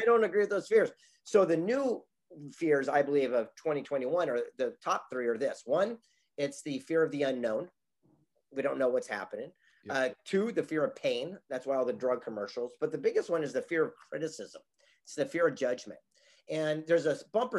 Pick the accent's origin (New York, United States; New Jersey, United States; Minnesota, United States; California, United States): California, United States; San Diego; I grew up here in the mean streets of San Diego, California, on the beach in Del Mar